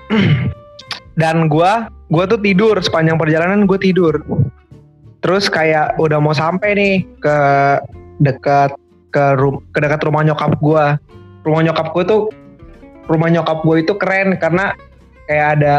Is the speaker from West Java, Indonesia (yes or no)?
no; Medan, North Sumatra, Indonesia; Biasanya tuh gua punya kebiasaan mudik itu dua tahun sekali ke Medan. Karena ya selain itu kampung gue juga jauh ya, ongkos ke sana.